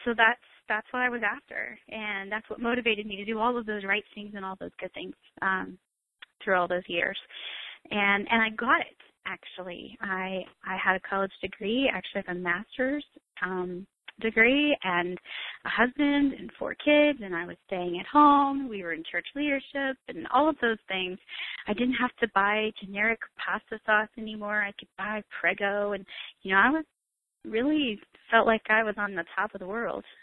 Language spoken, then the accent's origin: English; Florida, United States; now in South Carolina, United States; I'm actually originally from Florida, and uh, I was born and raised there